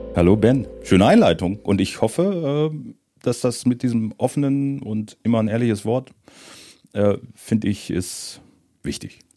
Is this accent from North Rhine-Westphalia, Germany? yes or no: no; Moringen, Lower Saxony, Germany; also born or lived in Northeim; ich komme aus Moring und nicht aus Göttingen